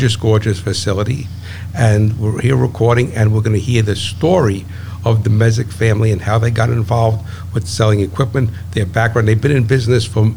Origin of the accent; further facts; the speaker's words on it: New Jersey, United States; I'm from New Jersey